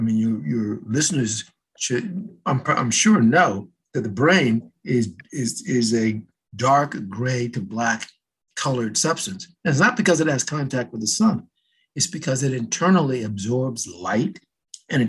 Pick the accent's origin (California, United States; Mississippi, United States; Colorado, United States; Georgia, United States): California, United States; Los Angeles; when I was in a young kid, growing up in Southern California, in LA, actually